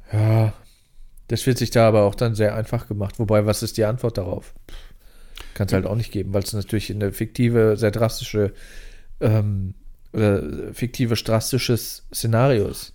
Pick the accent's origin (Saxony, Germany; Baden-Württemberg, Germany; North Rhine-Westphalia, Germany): North Rhine-Westphalia, Germany; near Lingen; moved away; bei mir in der Nähe von der Heimat, so 20, 30 Kilometer entfernt, nördlich in Niedersachsen. Ich komme ja noch aus NRW